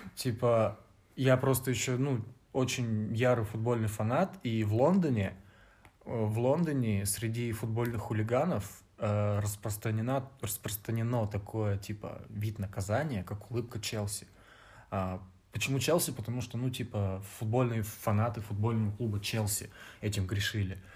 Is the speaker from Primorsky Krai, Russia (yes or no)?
yes; Vladivostok, Primorsky Krai, Russia; moved away as an adult; now in Novosibirsk, Russia; я, ну, типа из другого города приехал, я из Владивостока